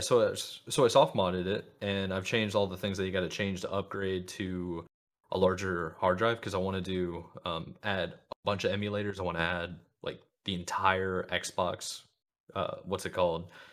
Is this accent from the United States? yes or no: yes; United States; as an American